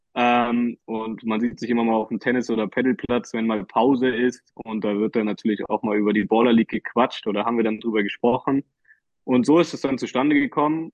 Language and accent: German; Berlin, Germany; ich als äh, Berliner Junge